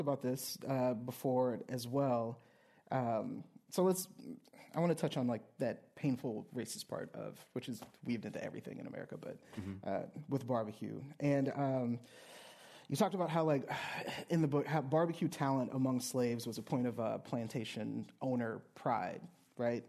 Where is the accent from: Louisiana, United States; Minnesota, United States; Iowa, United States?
Louisiana, United States; I grew up in Louisiana, grew up below the Mason-Dixon line